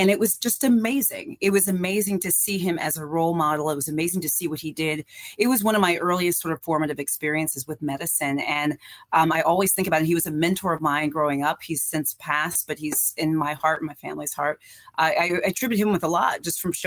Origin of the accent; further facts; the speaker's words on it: Iowa, United States; I was born and raised in Iowa